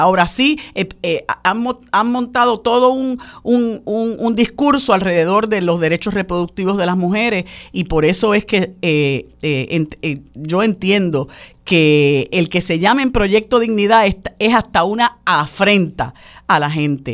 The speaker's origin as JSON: {"language": "Spanish", "country": "Puerto Rico", "said": "los puertorriqueños y puertorriqueñas que vivimos y padecemos"}